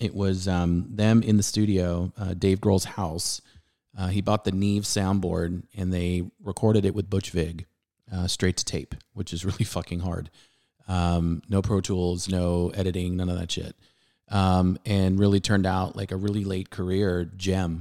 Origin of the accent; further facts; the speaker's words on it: California, United States; moved away as an adult; now in Dallas, United States; I'm from California